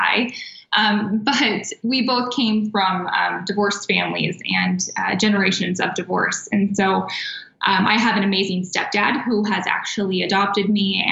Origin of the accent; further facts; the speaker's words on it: Kansas, United States; moved away as an adult; now in Arizona, United States; I'm not from here. All of my family is actually back in the Midwest. We're from Kansas.